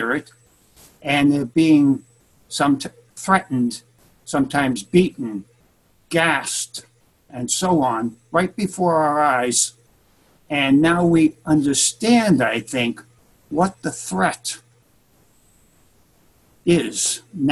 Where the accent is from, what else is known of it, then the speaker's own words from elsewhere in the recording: Boston, Massachusetts, United States; moved away as an adult; now in San Francisco, United States; my hometown of Boston